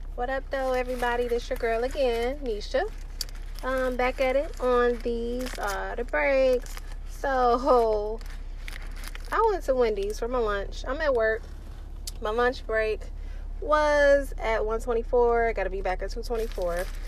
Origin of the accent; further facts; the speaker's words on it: Detroit, Michigan, United States; I'm from Detroit